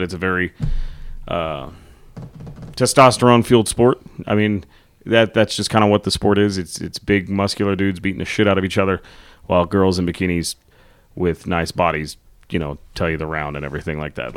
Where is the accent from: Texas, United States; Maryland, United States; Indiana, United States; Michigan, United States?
Texas, United States; growing up in Texas